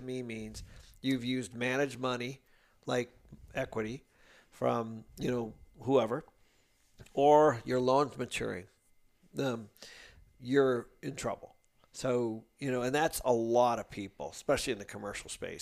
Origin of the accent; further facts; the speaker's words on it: Seattle, Washington, United States; I grew up in Seattle